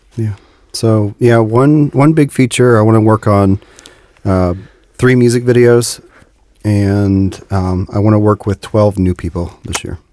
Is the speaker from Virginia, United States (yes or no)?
no; Dayton, Ohio, United States; I'm from Dayton, which is about an hour north of Cincinnati